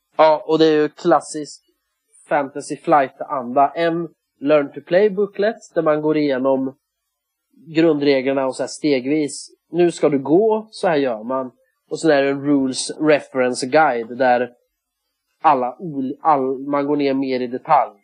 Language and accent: Swedish; Sweden; jag är ju svensk